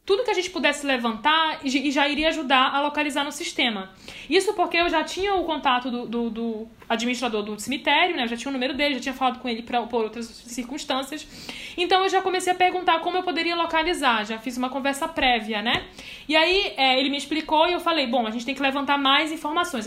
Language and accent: Portuguese; Belém, Pará, Brazil; now in Boa Vista, Brazil; Eu não sou daqui, eu sou de Belém, mas eu moro aqui há muitos anos